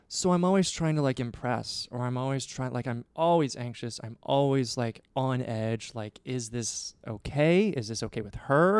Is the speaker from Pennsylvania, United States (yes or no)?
no; Nebraska, United States; I grew up in Nebraska